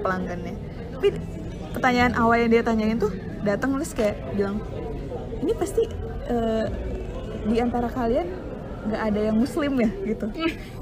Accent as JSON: {"language": "Indonesian", "country": "Indonesia", "also_born_or_lived": "Wellington, New Zealand", "said": "aku dari Indo"}